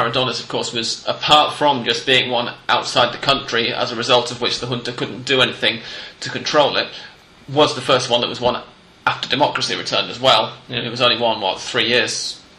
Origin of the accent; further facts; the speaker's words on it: England, United Kingdom; now in Argentina; both of us as English people